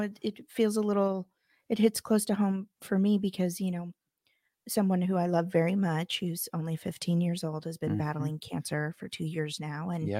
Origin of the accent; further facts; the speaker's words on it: Midwest, United States; born there; I'm sorry. I was born in the Midwest. It comes out